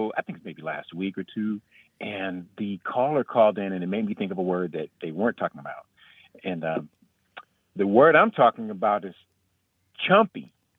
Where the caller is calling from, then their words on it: Huntsville, Alabama, United States; I'm calling from Huntsville, Alabama.